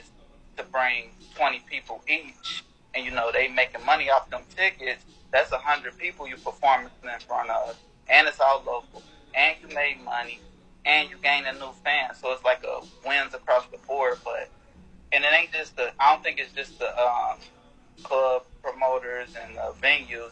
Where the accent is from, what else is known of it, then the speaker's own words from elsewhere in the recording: Cincinnati, Ohio, United States; now in West Palm Beach, United States; I'm originally from Cincinnati, Ohio